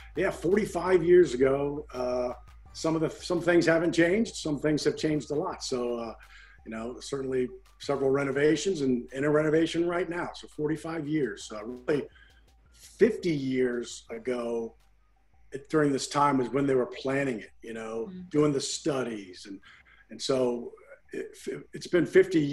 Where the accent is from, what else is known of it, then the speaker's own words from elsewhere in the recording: Virginia, United States; moved away as an adult; also born or lived in Washington, D.C. area / Oklahoma / Lubbock, Texas; now in New Orleans, United States; I'm from Virginia originally